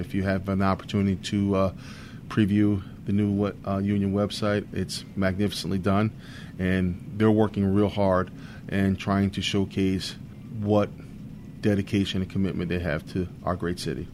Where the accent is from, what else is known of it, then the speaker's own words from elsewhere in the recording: Bridgeport, Connecticut, United States; also born or lived in Rhode Island / New London, Connecticut; I was born and raised in Bridgeport, Connecticut, where I attended uh, elementary and high school